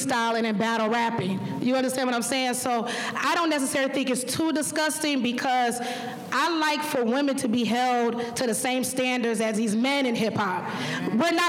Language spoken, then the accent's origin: English; Detroit, Michigan, United States; I grew up in Detroit, Michigan